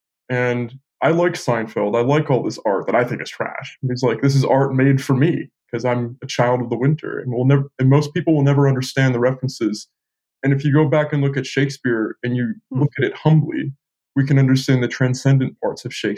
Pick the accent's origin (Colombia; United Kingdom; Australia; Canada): United Kingdom; England; also born or lived in Bay Area, United States; But, you know, I finished growing up in England. I was still young. I was still in my formative years. I didn't finish growing up in the Bay Area. I finished in England.